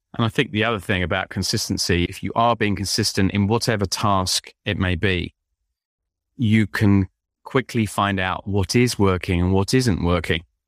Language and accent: English; London, United Kingdom; now in Windsor, United Kingdom; I'm an Englishman. I was born in London